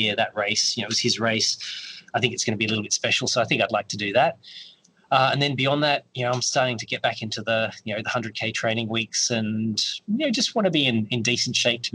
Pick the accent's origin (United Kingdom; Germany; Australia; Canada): Australia; Perth, Western Australia; moved away; I'm from Perth. And when I left Perth